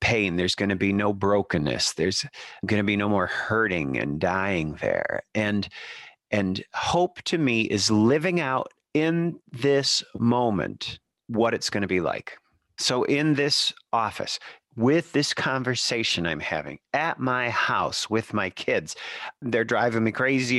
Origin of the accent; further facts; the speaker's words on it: Birmingham, Michigan, United States; the church that I grew up in Birmingham, Michigan